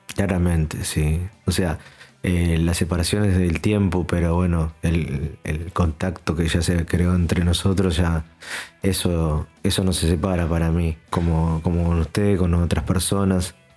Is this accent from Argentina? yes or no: yes; Argentina; soy argentino